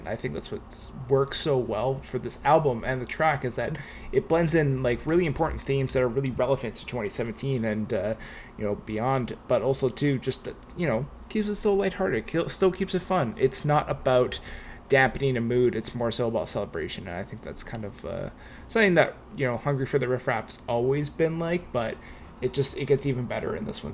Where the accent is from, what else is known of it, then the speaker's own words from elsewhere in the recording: Vancouver, British Columbia, Canada; I'm from Vancouver